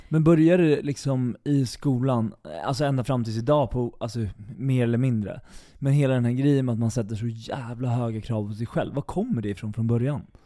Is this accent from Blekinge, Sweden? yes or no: no; Eskilstuna, Södermanland, Sweden; jag kommer från Eskilstuna